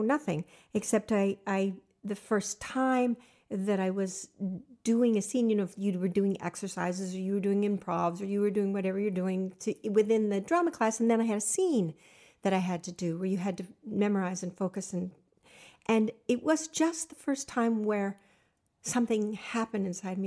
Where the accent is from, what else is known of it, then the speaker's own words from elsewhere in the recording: Los Angeles, California, United States; also born or lived in Pasadena, California; I was raised in the San Fernando Valley.